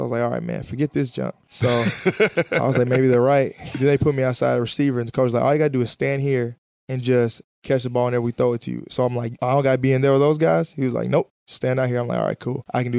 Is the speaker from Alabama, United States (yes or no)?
yes; Huntsville, Alabama, United States; there were a lot of scouts there for college basketball growing up in Huntsville, Alabama.